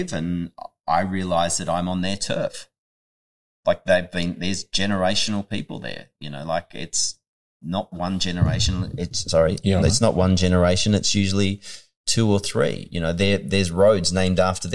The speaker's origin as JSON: {"language": "English", "region": "Western Australia", "country": "Australia", "tie": "born or raised there", "moved": "yes", "said": "was born in the country."}